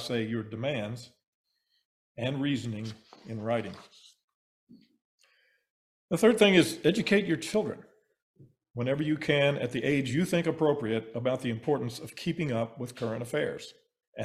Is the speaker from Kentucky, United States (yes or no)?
yes; Kentucky, United States; my home state of Kentucky